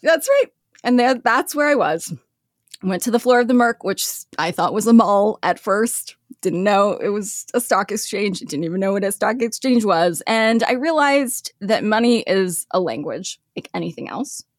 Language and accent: English; Los Angeles, California, United States; moved away as an adult; also born or lived in Lexington, Kentucky / Sioux Falls, South Dakota / Milwaukee; I grew up in L A.